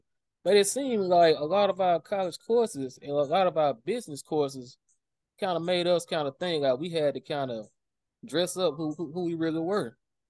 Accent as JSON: {"language": "English", "region": "Alabama", "country": "United States", "said": "Yeah, my man, I'm from Alabama."}